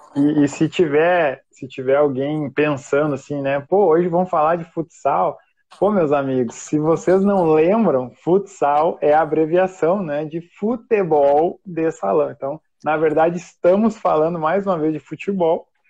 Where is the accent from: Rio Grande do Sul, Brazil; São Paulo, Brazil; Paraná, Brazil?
Rio Grande do Sul, Brazil; Novo Hamburgo; lá da minha cidade, né, Novo Hamburgo. É. Somos aí conterrâneos de cidade.